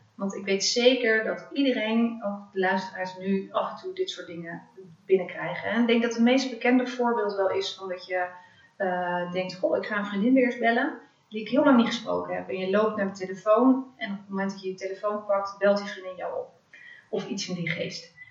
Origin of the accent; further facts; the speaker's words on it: Netherlands; also born or lived in Africa / The Hague; Ik ben eh, opgegroeid in Afrika, de eerste zes jaar van mijn leven. Daarna ben ik weer teruggekomen in Nederland.